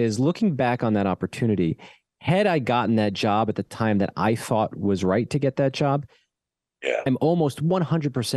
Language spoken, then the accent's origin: English; New Jersey, United States; when you grow up in the New York area